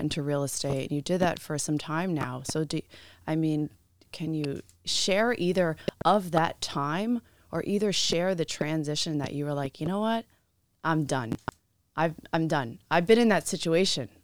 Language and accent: English; New York, United States; I'm originally from New York